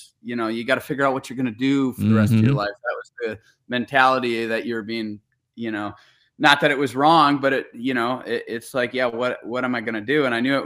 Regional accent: Wisconsin, United States; I was, yes.

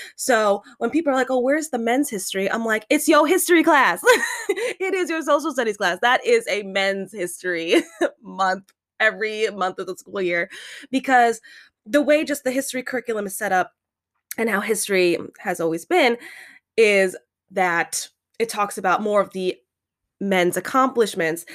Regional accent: United States; we are growing up in American culture

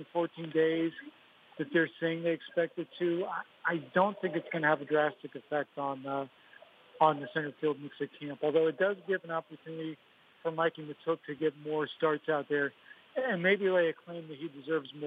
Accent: outside Pittsburgh, Pennsylvania, United States; moved away; I grew up in Pennsylvania. I grew up a little bit outside of Pittsburgh, so I grew up a Penguins fan

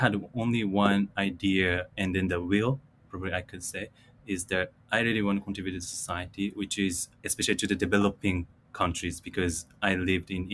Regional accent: Chiba, Japan; also born or lived in Sarasota, Florida, United States; I was born and raised in Chiba Prefecture

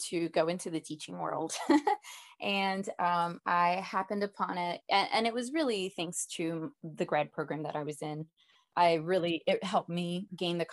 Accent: Hialeah, Florida, United States; I am originally from South Florida, from Miami, actually a smaller town called Hialeah. I'm from Hialeah, Florida.

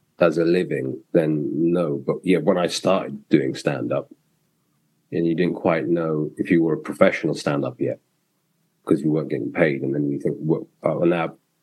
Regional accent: London, United Kingdom; growing up in England in the 70s and 80s, you just consider yourself a Londoner and a Brit

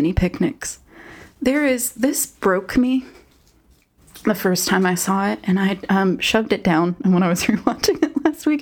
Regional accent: United States; I'm an American and I was a 90s baby.

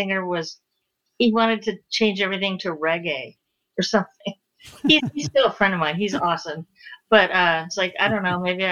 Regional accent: Seattle, Washington, United States; born or raised there

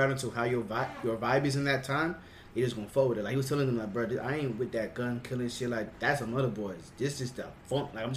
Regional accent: Florida, United States

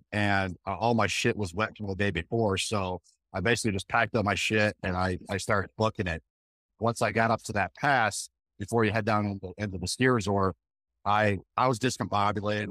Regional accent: Michigan, United States; also born or lived in Montana / North Carolina / Georgia; now in Colorado, United States; I grew up in Michigan

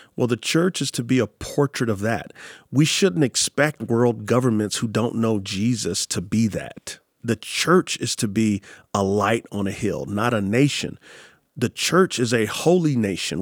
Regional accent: San Antonio, Texas, United States; moved away; I'm from San Antonio, Texas

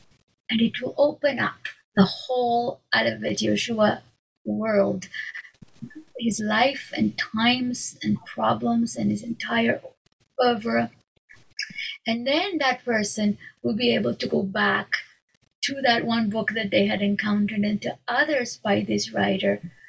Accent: Mexico; first language Hebrew; English is a second language; I grew up in Mexico, in a city where there were hardly any Jews. There were a handful of Jews. We had a tiny community, no synagogue. In my home, we spoke Hebrew

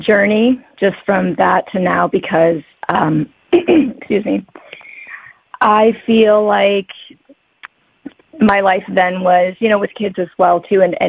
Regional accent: Michigan, United States; moved away as an adult; also born or lived in Detroit; now in Honolulu, United States; I'm actually from Michigan. Right now, I'm here in Honolulu

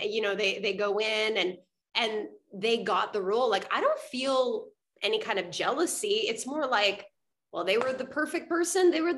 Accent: Montreal, Quebec, Canada; moved away as an adult; also born or lived in Vancouver; I'm originally from Montreal

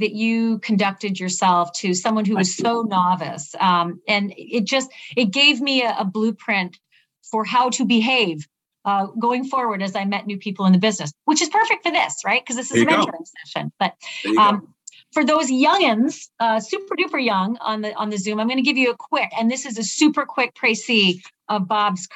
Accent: Winnipeg, Manitoba, Canada; now in New York, United States; I sort of feel like New York is my adopted hometown, but born and raised in Winnipeg

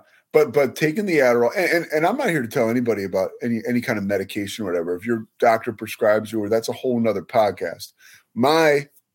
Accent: Villanova, Pennsylvania, United States; I grew up outside of Philadelphia in an area, Villanova, where the college is

